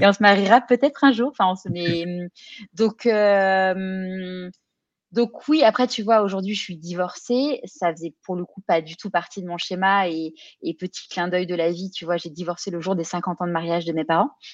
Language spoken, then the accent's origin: French; Neuilly-sur-Seine, Île-de-France, France; moved away as an adult; also born or lived in Paris; now in Marseille, France; moi j'ai grandi à, à Neuilly-sur-Seine